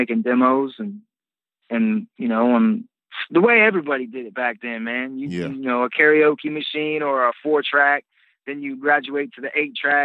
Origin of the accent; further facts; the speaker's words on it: Greenfield, Ohio, United States; I'm from Greenfield, Ohio, which is a rural